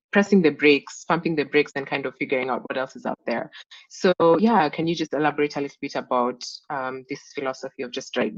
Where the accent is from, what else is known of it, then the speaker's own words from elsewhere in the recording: Nairobi, Kenya; I grew up in Nairobi and I'd never heard of Dalberg until my second year of college. And I know Dalberg had like significant operations in Kenya by that point